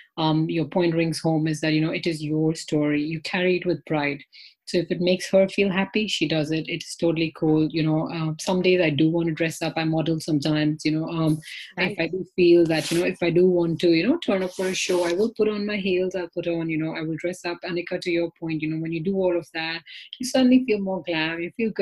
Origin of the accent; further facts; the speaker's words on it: India; now in London, United Kingdom; I am myself from India